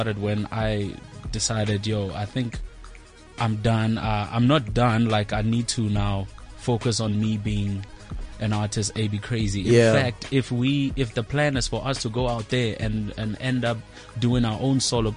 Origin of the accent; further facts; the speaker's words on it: South Africa; moved away; I'm here now, I'm from Kraskop, I can't go back home